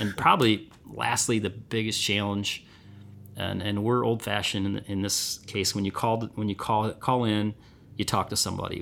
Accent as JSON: {"language": "English", "town": "Vassar", "region": "Michigan", "country": "United States", "tie": "born or raised there", "said": "I'm from Vassar, been lifelong, uh, resident here, and I wouldn't wanna be anywhere else."}